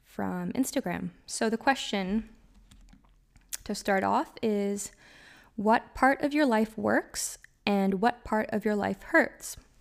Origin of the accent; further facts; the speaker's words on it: Canada; I'm from Canada, so our seasons are quite drastic